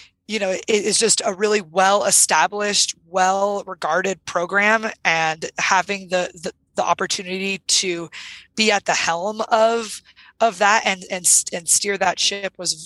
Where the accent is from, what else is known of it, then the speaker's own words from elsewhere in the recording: Sierra Nevada mountains of California, United States; I grew up in the Sierra Nevada mountains of California